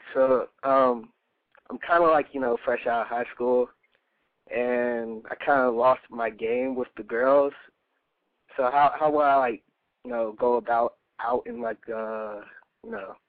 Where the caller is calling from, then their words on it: North Carolina, United States; from North Carolina. I'm 19 years old.